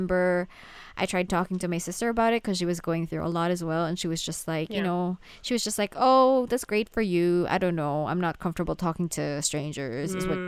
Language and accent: English; Manila, Metro Manila, Philippines; English is a second language; because I am a Filipino, right? I grew up in Manila, and Manila, the Philippines, has a lot of like Western influence